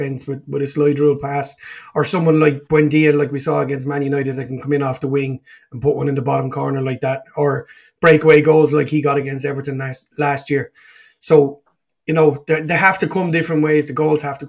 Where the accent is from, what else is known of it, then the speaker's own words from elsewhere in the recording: Dublin, Leinster, Ireland; growing up in Dublin